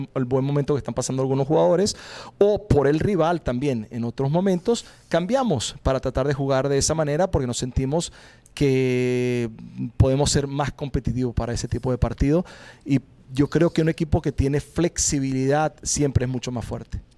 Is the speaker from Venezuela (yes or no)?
yes; Venezuela; moved away as an adult; now in Portland, United States; por haber crecido en mi país